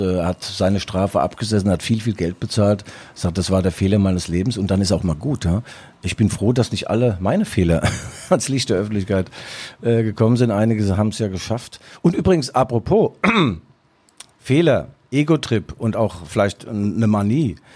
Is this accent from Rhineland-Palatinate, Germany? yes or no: yes; Mainz, Rhineland-Palatinate, Germany; now in Leipzig, Germany; bei uns in Mainz gibt es übrigens den berühmten Schwellkopf.